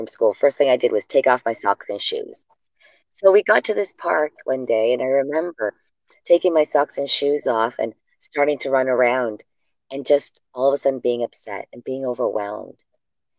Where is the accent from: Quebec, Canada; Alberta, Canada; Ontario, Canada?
Ontario, Canada; Hamilton; born or raised there; also born or lived in Sudbury, Ontario / Kingston, Ontario